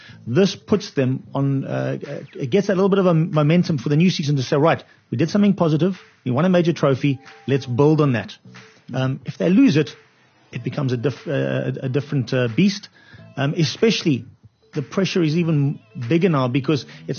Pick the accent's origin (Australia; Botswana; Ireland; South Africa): South Africa; So as a South African soccer fan, I think what's good for South African soccer is a Kaizer Chiefs win.